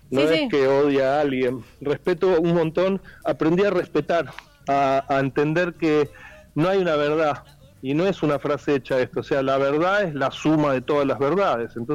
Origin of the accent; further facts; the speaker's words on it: Argentina; tengo una cosa muy fuerte con mi tierra, mi familia, mis abuelos, mis bisabuelos, mis vecinos, mi ciudad, hmm. las otras ciudades, mis otras ciudades